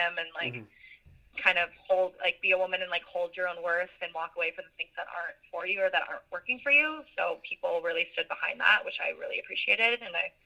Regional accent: Virginia Beach, Virginia, United States; I live in Virginia Beach, or that's my hometown

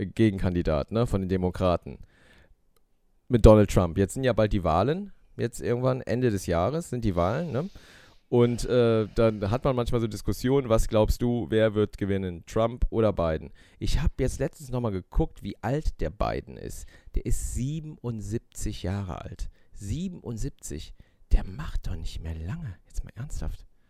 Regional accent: Germany; bei uns in Deutschland

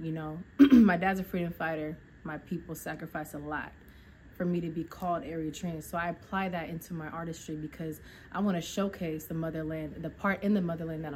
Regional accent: Lynnwood, Washington, United States; born or raised there; also born or lived in Seattle

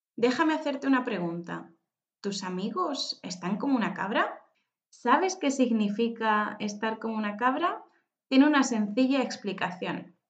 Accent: Spain; moved away as an adult; now in China; soy española

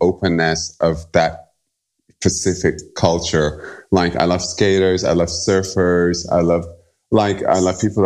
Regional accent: Barbados; now in New York City, United States; I'm from Barbados originally. So I grew up listening to a very specific kind of music

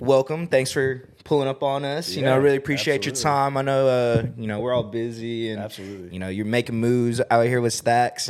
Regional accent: Las Vegas, Nevada, United States; now in Austin, United States; I'm actually from Vegas

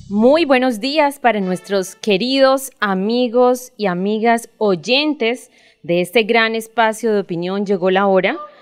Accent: Colombia; como ciudadanos, como colombianos

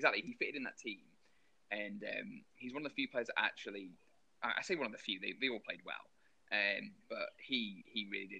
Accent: England, United Kingdom; Because we're English.

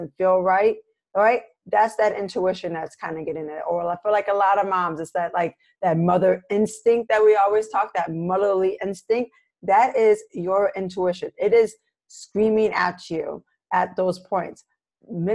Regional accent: Michigan, United States; here in Michigan, my home state

